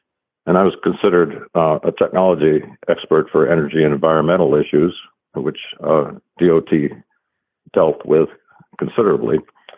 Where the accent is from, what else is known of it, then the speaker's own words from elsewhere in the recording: Paducah, Kentucky, United States; born there; I was born in Paducah, Kentucky